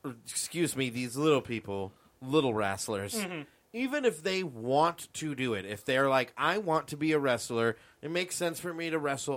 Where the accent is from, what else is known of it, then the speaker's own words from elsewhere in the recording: Oklahoma, United States; accent: southern; I am from Oklahoma. Don't you recognize my southern accent?